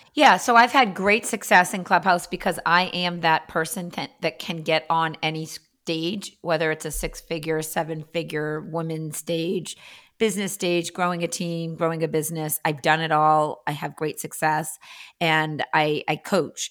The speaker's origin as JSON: {"language": "English", "town": "Andover", "region": "Massachusetts", "country": "United States", "tie": "born or raised there", "also_born_or_lived": "La Jolla, California", "lives_now": "Boston, United States", "said": "I was born in Andover, Massachusetts"}